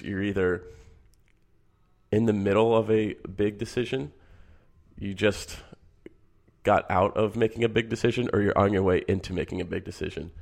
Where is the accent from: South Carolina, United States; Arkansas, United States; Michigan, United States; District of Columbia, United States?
Michigan, United States; I grew up in Michigan